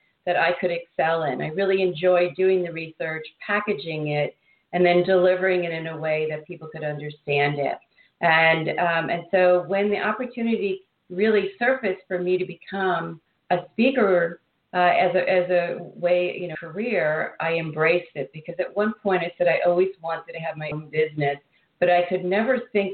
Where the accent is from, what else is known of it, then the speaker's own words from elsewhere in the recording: New York City, New York, United States; moved away as an adult; now in Silicon Valley, United States; I'm originally from New York City.